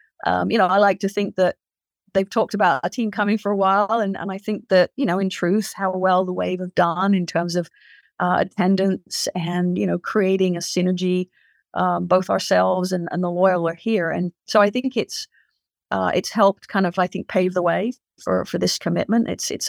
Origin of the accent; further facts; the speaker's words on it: England, United Kingdom; my father was in the Royal Marines when I grew up in England. So I've lived that life, you know, traveling around